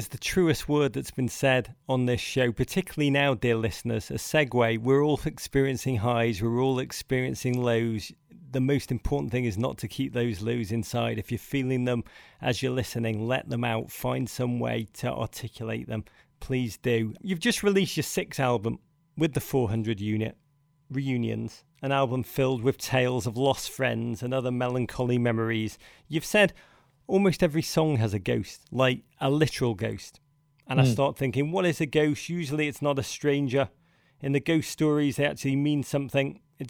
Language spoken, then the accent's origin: English; England, United Kingdom; accent: English; sound so ridiculous in my English accent.